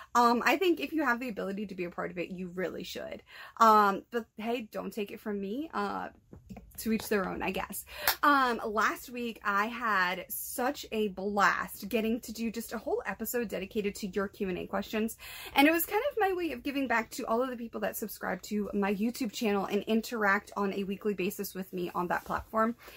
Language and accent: English; New Bedford, Massachusetts, United States; my hometown